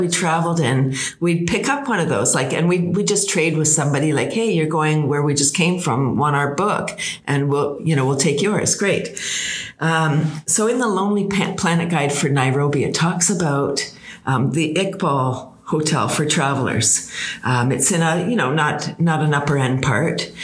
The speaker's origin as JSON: {"language": "English", "town": "Toronto", "region": "Ontario", "country": "Canada", "said": "we're from Toronto. We were from Toronto"}